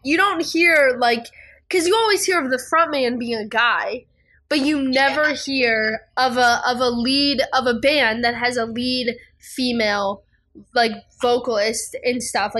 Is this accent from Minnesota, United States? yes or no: no; Cleveland, Ohio, United States; I'm actually from Cleveland, Ohio